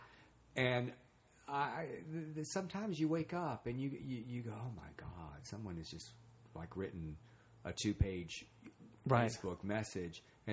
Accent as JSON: {"language": "English", "region": "Texas", "country": "United States", "said": "I'm from Texas"}